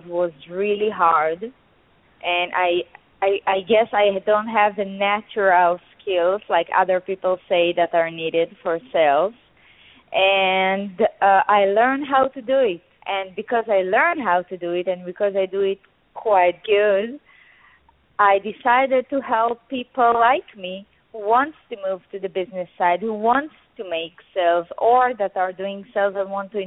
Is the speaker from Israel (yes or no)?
yes; Israel; I'm an Israeli. I grew up in Israel.